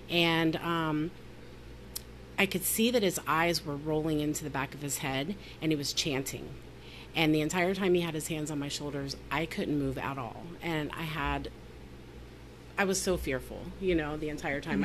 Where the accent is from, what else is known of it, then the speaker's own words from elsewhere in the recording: the South, United States; I was raised in the South